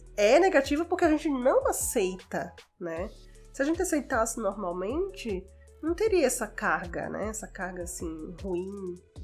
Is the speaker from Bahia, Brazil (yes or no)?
no; Natal, Rio Grande do Norte, Brazil; moved away as an adult; also born or lived in Fortaleza; now in São Paulo, Brazil; sou de Natal e estudei em Fortaleza.